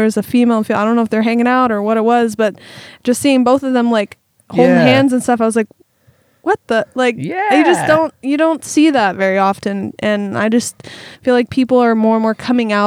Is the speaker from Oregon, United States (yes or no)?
yes; Eugene, Oregon, United States; also born or lived in Springfield, Oregon; I was born in Springfield and lived there until I was about 3, but then my whole life I've been in Eugene.